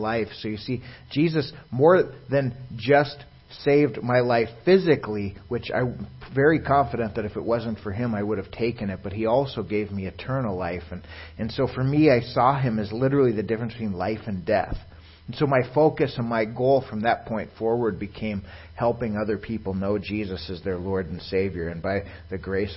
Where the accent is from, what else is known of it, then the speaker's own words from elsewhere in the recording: Virginia, Minnesota, United States; I myself was born and raised in Virginia, Minnesota, to a conservative Jewish home up by the Iron Range area